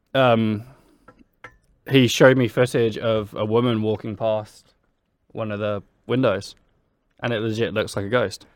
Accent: Brighton, South East England, United Kingdom; I'm twenty-five, I'm from Brighton.

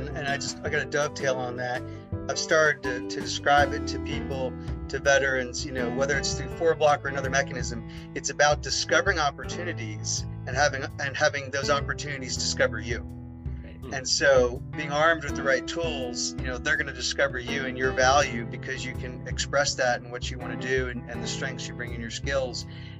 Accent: Missouri, United States; No, because we're from Missouri.

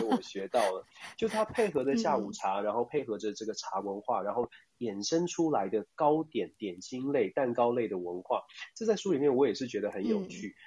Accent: Taiwan; 我们台湾人

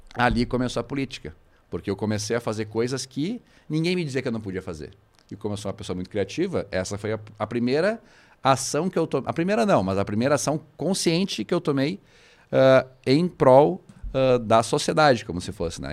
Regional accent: Viamão, Rio Grande do Sul, Brazil; now in Porto Alegre, Brazil; nasci em Porto Alegre, mas me criei em Jamó, acabei retornando aqui para o Rio Grande do Sul

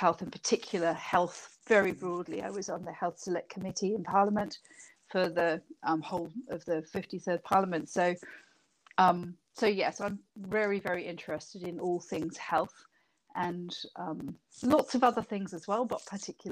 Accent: United Kingdom; moved away as an adult; now in New Zealand; you can probably hear from my accent, I'm not a New Zealander. I was from Britain

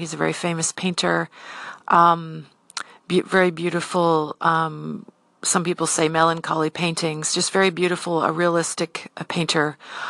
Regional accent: San Diego, California, United States; now in Seattle, United States; And I grew up in San Diego

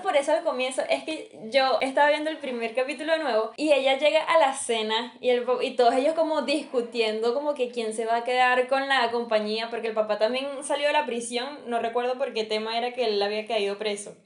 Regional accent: Venezuela; como venezolano

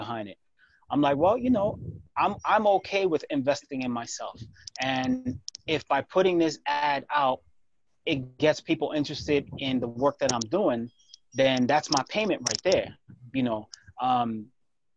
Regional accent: New York, United States; growing up in New York

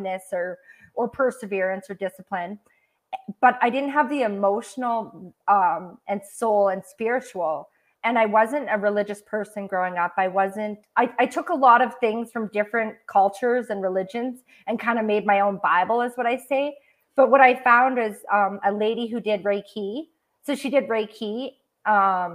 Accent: Canada; I grew up on like in Canadian poverty standards on welfare and then paycheck to paycheck

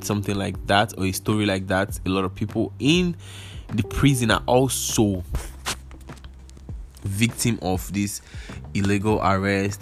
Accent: Nigeria; Nigerians, we

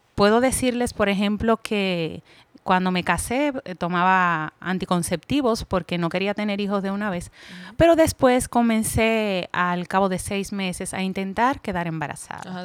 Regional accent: Puerto Plata, Dominican Republic; moved away as an adult; now in Santiago, Dominican Republic; soy nativa de Puerto Plata, pero resido aquí en Santiago hace cinco años

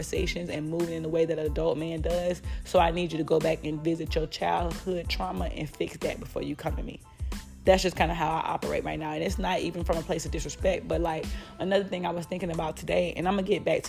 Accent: Florida, United States; I'm from Florida. So the way that I speak, this is my natural dialect

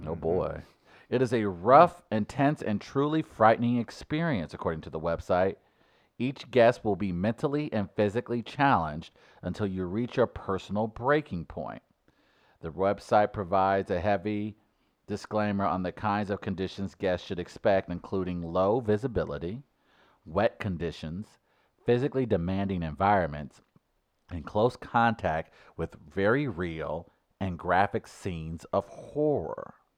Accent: United States; I grew up in North City

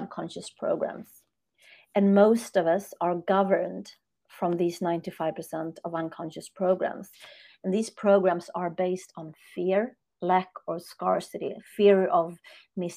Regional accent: Sweden; I'm born and raised in Sweden, north of Europe

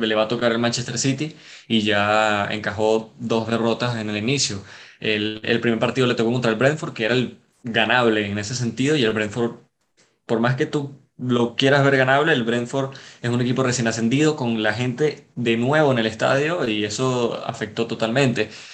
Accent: Caracas, Capital District, Venezuela; Soy de Caracas, de Venezuela

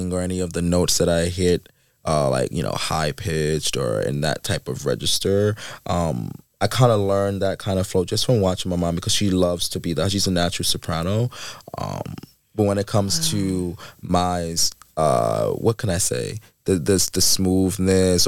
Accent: the South, United States; also born or lived in Queens ("Shadyville"); Growing up in the South

